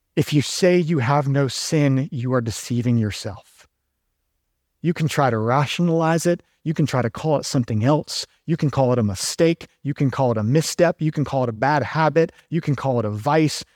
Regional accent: Georgia, United States; now in Durham, United States; I'm originally from Georgia

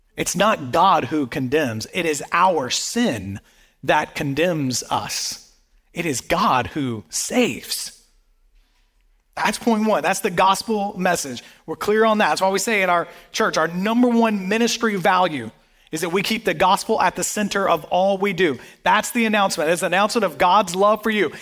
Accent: the Bible Belt, the South, United States; I grew up in the South, um, in, right here in the Bible Belt

